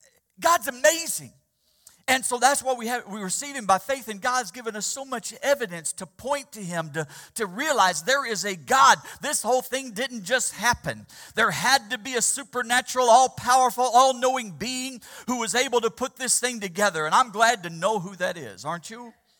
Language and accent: English; Missouri, United States; Just having the privilege of growing up in the Ozarks of Missouri, It was there where there was no smog issue.